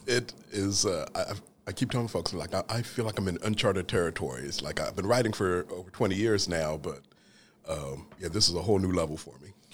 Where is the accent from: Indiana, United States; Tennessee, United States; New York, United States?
Indiana, United States; Franklin; also born or lived in London, England; When I was a child, we moved from London, England to, uh, Franklin, Indiana